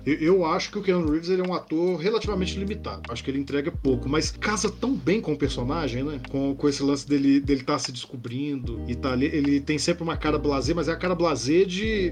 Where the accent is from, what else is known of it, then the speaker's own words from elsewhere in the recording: Brazil; nós falamos em português, somos brasileiros